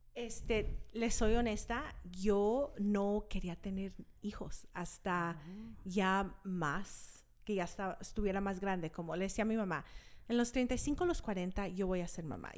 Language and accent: Spanish; Park City, Utah, United States; also born or lived in California / Los Angeles; Aquí en Utah me crié, me crié en Park City, Utah. Nos mudamos aquí cuando tenía cinco años